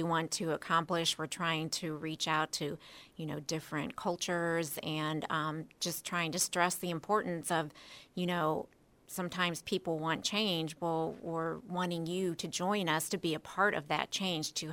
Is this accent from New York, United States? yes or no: no; Akron, Ohio, United States; I'm born and raised in Akron, never been anywhere else. I still live in Akron